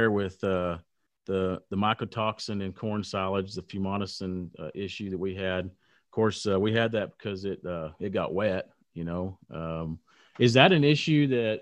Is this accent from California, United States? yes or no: no; South Plains, Texas, United States; growing up on the South Plains